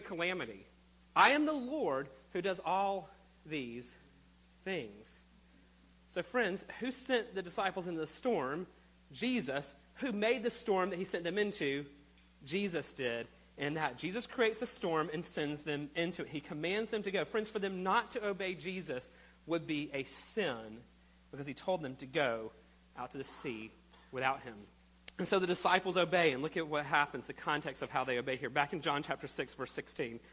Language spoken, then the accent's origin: English; United States; We're the American culture of always in a hurry.